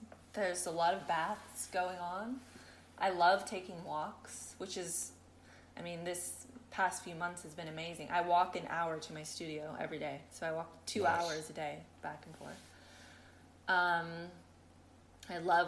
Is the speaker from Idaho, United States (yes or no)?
no; San Francisco, California, United States; moved away as an adult; also born or lived in Oakland / Berkeley; now in United Kingdom; I grew up in San Francisco and then in Oakland and Berkeley